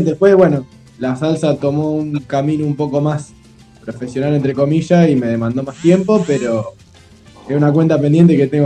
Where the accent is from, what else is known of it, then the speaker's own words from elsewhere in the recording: Los Quirquinchos, Santa Fe, Argentina; now in Rosario, Argentina; soy, rosarino por adopción. Yo en realidad soy de los Quirquinchos. Me vine a estudiar en el 2009.